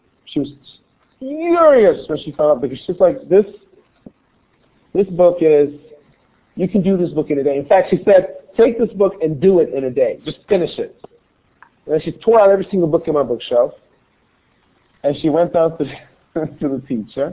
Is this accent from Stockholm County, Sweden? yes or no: no; Gothenburg, Västra Götaland, Sweden; when I grew up in Sweden in Gothenburg, it was a very homogeneous society.